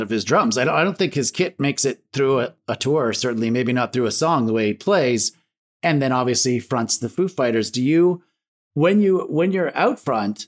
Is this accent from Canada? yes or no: yes; London, Ontario, Canada; a friend of mine that I grew up in London, Ontario